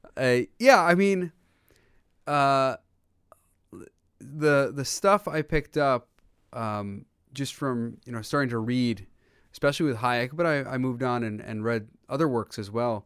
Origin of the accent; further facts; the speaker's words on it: United States; growing up, that's the thing I remember most is my dad telling me all the time and my brothers, um, that we are so blessed to be in the United States